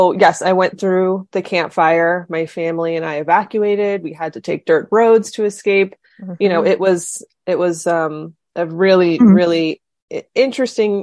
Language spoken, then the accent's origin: English; California, United States; I grew up in California. I grew up in the mountains of California